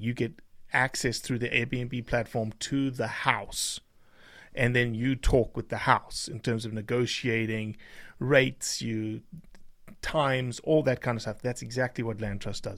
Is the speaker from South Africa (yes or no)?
yes; South Africa; now in United States; I'm a South African that is an American now